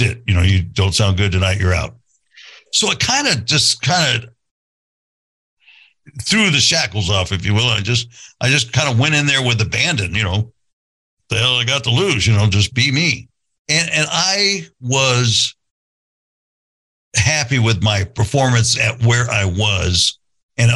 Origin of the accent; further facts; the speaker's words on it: Santa Barbara, California, United States; I grew up in Santa Barbara